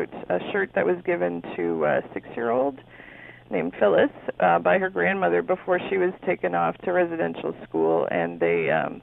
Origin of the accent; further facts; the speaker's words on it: Toronto, Ontario, Canada; growing up in Toronto